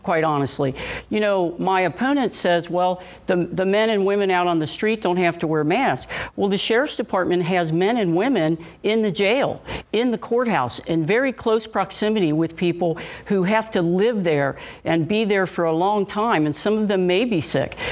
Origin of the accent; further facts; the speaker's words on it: Cincinnati, Ohio, United States; I was born and raised right here in Cincinnati, and I grew up in Price Hill.